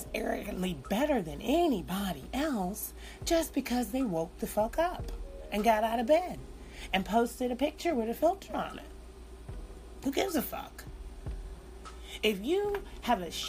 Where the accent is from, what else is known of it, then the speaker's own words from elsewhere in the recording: United States; we're Americans.